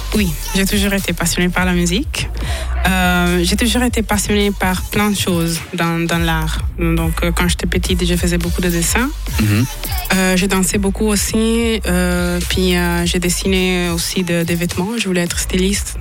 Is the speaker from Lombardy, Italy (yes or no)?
no; Vicenza, Veneto, Italy; French is a second language; moved away as an adult; now in Neuchâtel, Switzerland; suis née à Vicenza